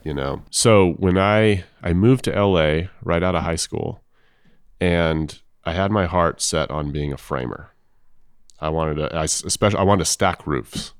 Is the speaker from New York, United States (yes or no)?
no; Los Angeles, California, United States; I'm from Los Angeles.